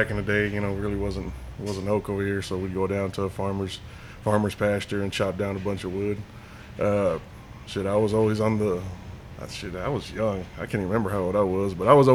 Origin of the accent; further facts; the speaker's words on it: Slaton, Texas, United States; I'm born and raised here in Slayton